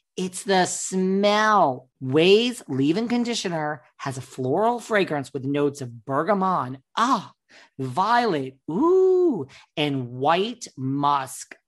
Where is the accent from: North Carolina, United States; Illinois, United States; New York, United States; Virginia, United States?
New York, United States; I'm from New York